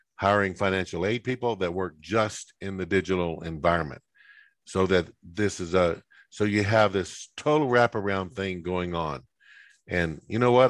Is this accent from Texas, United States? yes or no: yes; West Texas, United States; moved away; where I grew up in West Texas